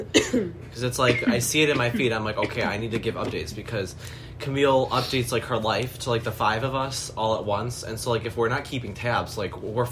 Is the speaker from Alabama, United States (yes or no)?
no; Buffalo, New York, United States; we're from Buffalo, New York, in case this goes anywhere, but, like, we're from Buffalo, and we're both, 18, 8 days apart.